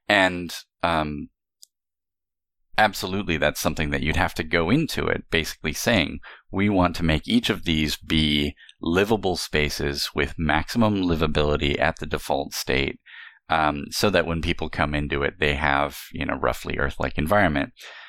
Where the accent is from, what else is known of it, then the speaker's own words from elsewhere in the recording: California, United States; I particularly see growing up in the Southwest of the United States, in Southern California